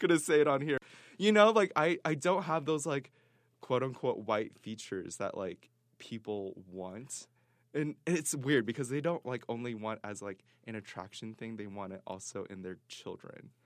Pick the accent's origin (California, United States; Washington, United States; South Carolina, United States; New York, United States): Washington, United States; Seattle; moved away as an adult; now in Provo, United States; I'm from Seattle, Washington